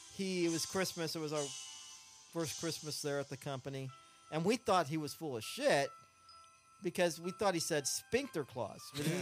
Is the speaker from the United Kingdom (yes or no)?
no; Philippines; born there; I was born in the Philippines.